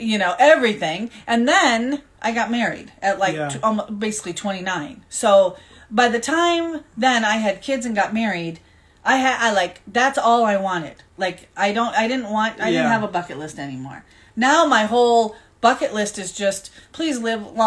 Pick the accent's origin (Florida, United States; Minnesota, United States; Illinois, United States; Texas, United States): Minnesota, United States; moved away as an adult; also born or lived in Mexico / Tucson, Arizona / Seattle, Washington; I grew up in Minnesota. I lived in Mexico for 1 year. I went back to Minnesota.